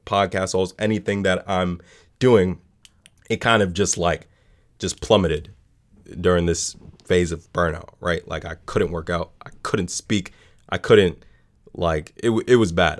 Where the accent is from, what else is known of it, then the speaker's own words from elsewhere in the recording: New York City, New York, United States; I grew up in the South Bronx